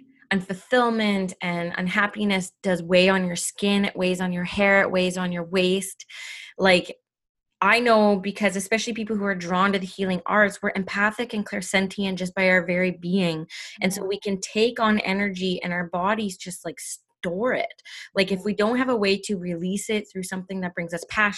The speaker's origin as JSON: {"language": "English", "country": "Canada", "said": "I'm Indigenous Canadian"}